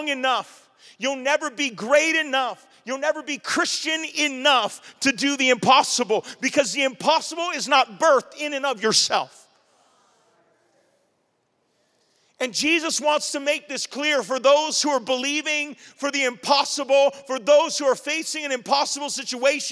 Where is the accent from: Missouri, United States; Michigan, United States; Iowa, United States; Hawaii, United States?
Hawaii, United States; Maui; accent: Hawaiian Pidgin; moved away as an adult; now in Oahu, United States; I'm from Maui